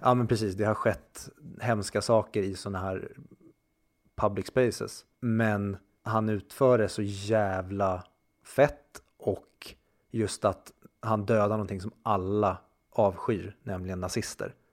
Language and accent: Swedish; Sweden; vi som konflikträdda svenskar